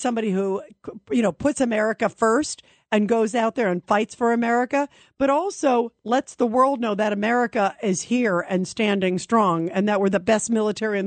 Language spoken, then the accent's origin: English; New York City, New York, United States; also born or lived in the South; I was born in Brooklyn. I spent time in the South